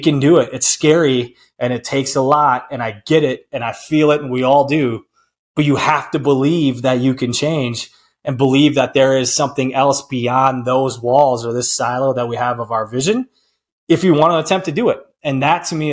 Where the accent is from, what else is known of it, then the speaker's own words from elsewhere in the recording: Prairie Farm, Wisconsin, United States; moved away; Prairie Farm, Wisconsin, P-Farm, my hometown, population 508